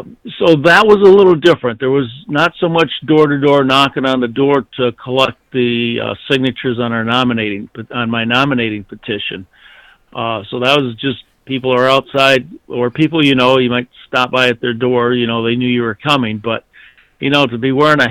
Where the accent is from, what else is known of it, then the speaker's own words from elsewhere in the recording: Flint, Michigan, United States; I was born in Flint, Michigan